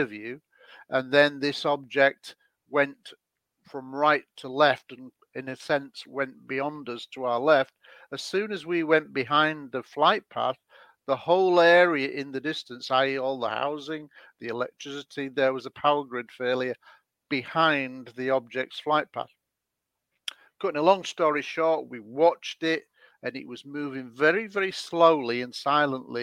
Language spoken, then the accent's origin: English; Scunthorpe, Yorkshire and the Humber, United Kingdom; I had a childhood sighting when I was 16 in my hometown of Scunthorpe